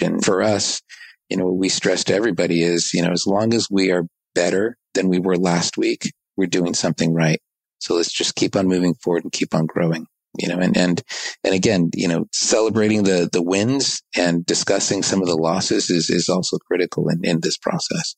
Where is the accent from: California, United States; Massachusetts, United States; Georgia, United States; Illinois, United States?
California, United States; Southern; also born or lived in East Coast, United States / Japan; I was born on the East Coast, but I grew up in Southern California